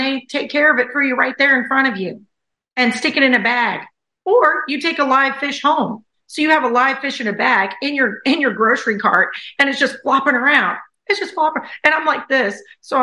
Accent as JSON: {"language": "English", "region": "the South", "country": "United States", "also_born_or_lived": "China / Thailand", "moved": "as an adult", "said": "I'm from the South"}